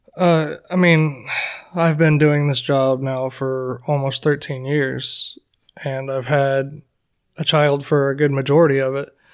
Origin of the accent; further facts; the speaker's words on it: Florida, United States; I'm basically a Florida boy. I grew up in Florida for as far as I can remember.